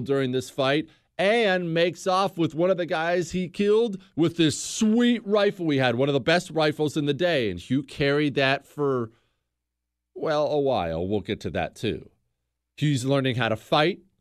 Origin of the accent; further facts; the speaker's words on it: Bozeman, Montana, United States; moved away as an adult; I grew up in Bozeman, Montana. We moved to Bozeman when I was ten years old. I graduated high school from there.